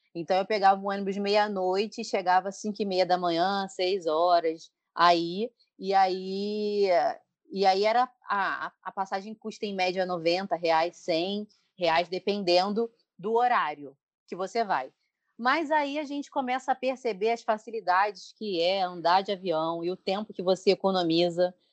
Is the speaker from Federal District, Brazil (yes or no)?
no; Petrópolis, Rio de Janeiro, Brazil; moved away as an adult; now in Rio de Janeiro, Brazil; a gente cresceu em Petrópolis